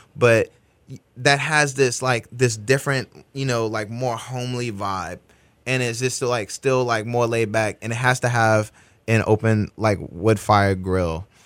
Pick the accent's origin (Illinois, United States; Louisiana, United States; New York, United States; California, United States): Louisiana, United States; New Orleans; now in Houston, United States; growing up in New Orleans, my dad, you know, build, builds houses